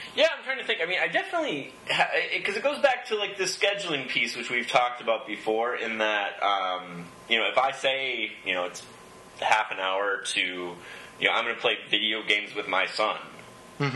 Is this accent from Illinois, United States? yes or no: no; Upper Peninsula of Michigan, United States; I, am from the Upper Peninsula of Michigan